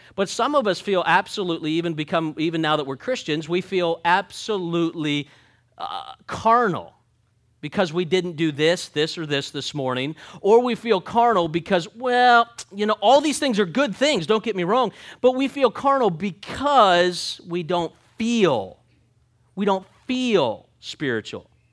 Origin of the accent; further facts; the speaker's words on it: Jersey Shore, Pennsylvania, United States; moved away; I'm from Pennsylvania, Jersey Shore, Pennsylvania. So we grew up forty-five minutes away from Knobel's Grove